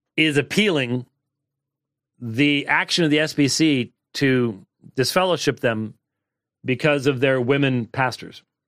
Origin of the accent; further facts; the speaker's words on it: Minnesota, United States; moved away; Home state as in my State of my birth. It's not my home state. State of my birth